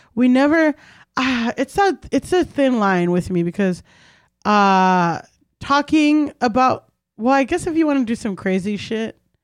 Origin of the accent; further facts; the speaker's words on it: Miami, Florida, United States; I'm from Miami